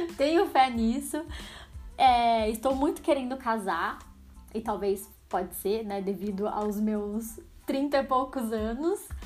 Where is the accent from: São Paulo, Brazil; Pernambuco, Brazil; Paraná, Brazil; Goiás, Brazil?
São Paulo, Brazil; Araras; also born or lived in Campinas / United States; Vindo de uma cidade minúscula, não é tão minúscula assim, né? Araras tem 120 mil habitantes, talvez mais, I don't know. Pra quem não sabe, eu moro em Araras, é uma cidade no interior de São Paulo. Nasci em Campinas, que também é interior de São Paulo, mas moro em Araras, assim, desde sempre.